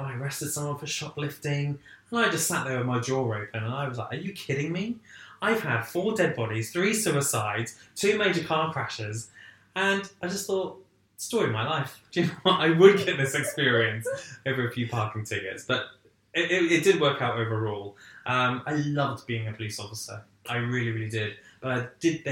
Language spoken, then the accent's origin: English; Essex, East of England, United Kingdom; I actually went to work for a small publishing company in my hometown